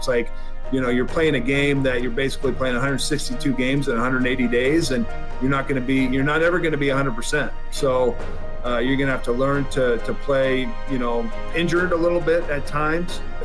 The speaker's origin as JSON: {"language": "English", "region": "Washington", "country": "United States", "said": "Seattle at Safeco, obviously my home state"}